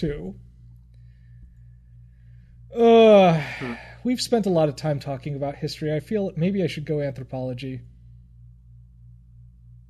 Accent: United States; as an American

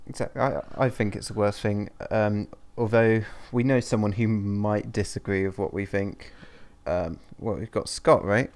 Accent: London, United Kingdom; I'm a Londoner

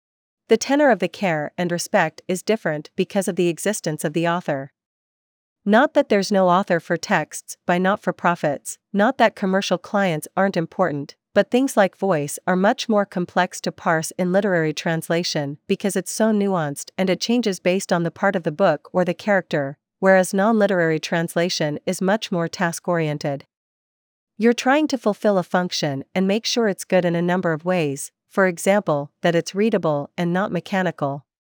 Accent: Ontario, Canada; first language French and Croatian; English is a second language; English was my third language, but through a number of circumstances, life, growing up in Ontario, I spoke French first with my mother, who's Swiss, and Croatian with my father, and then learned English watching Sesame Street when I was 5 or so.

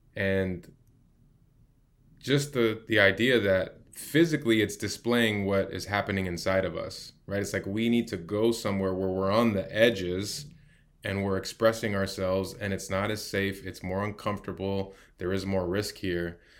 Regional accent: Chicago, Illinois, United States; moved away as an adult; now in San Diego, United States; Growing up in Chicago, as a, as a young man

